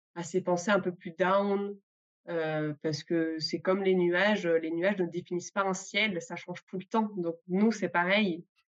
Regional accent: Grenoble, Auvergne-Rhône-Alpes, France; je viens de Grenoble

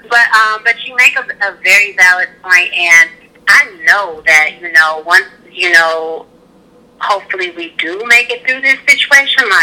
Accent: Mississippi, United States; moved away; I'm from Mississippi

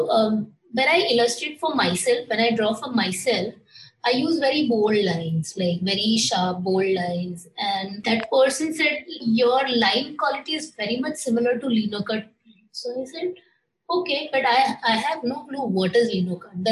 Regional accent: Maharashtra, India; born or raised there; moved away as an adult; also born or lived in Mumbai / Pune

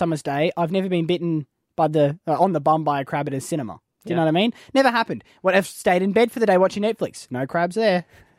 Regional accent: Australia; my whole life growing up in Australia

